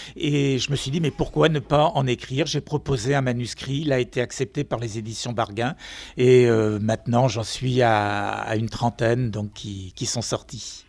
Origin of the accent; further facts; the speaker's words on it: Finistère, Brittany, France; je n'habite pas Nantes, je suis du Finistère